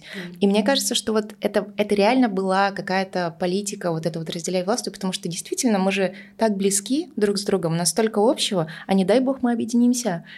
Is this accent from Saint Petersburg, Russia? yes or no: no; Tuva, Russia; first language Russian; я выросла в Тве, и так вышло, что мы основным языком был русский